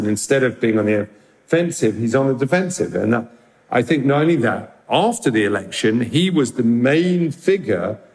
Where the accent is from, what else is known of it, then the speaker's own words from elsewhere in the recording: London, United Kingdom; I grew up in London, in Northwest London